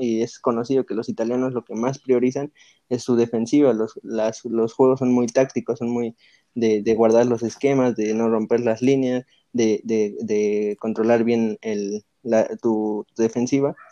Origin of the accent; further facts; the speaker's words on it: Mexico; nosotros como selección mexicana